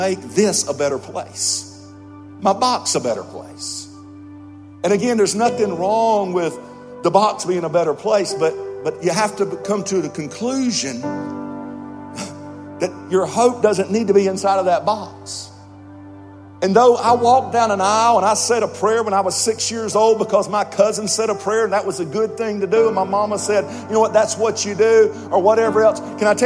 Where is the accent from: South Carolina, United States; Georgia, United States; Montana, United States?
Georgia, United States; I was raised in North America. I was just a little old southern boy from a little town in Georgia.